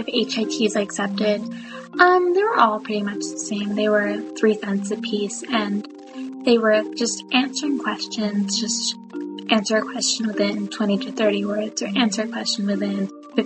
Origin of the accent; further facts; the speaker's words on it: Toronto, Ontario, Canada; I'm from Toronto, Ontario.